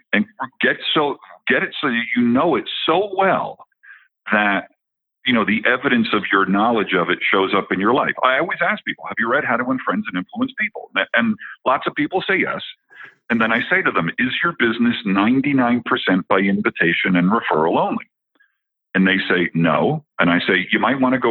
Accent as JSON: {"language": "English", "region": "New Jersey", "country": "United States", "moved": "as an adult", "lives_now": "Colorado, United States", "said": "I'm originally from New Jersey where they eat their young. Okay. So I've lived in Colorado for the last 15 years"}